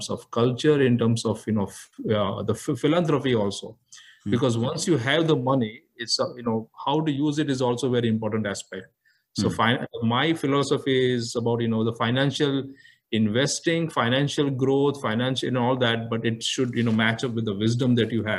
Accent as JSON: {"language": "English", "town": "Mumbai", "region": "Maharashtra", "country": "India", "tie": "born or raised there", "said": "born, brought up, everything in Bombay"}